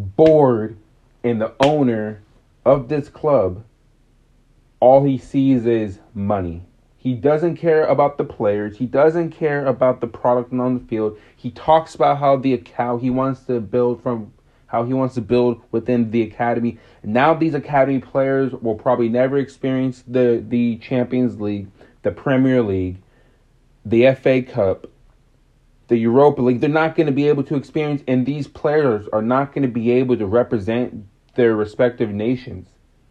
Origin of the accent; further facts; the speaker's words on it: United States; I'm American.